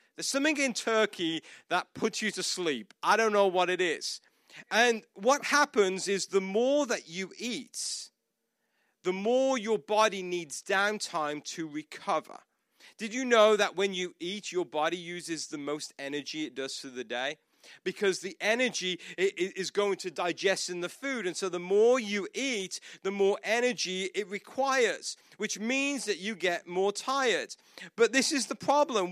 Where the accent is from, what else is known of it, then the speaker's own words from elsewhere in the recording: United Kingdom; moved away as an adult; I'm not Australian, I'm not South African, I'm, I'm British